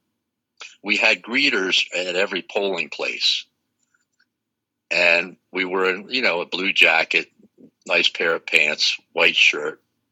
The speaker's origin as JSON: {"language": "English", "town": "Dover", "region": "Delaware", "country": "United States", "tie": "born or raised there", "said": "my hometown in Dover"}